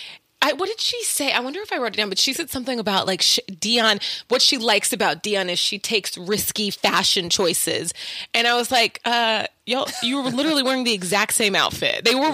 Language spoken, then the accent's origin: English; Oklahoma, United States; I'm from Oklahoma